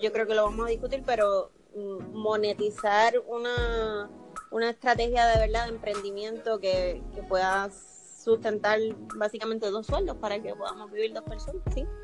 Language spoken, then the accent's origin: Spanish; Toa Baja, Puerto Rico; yo me crié en Tuabaja, en Levitown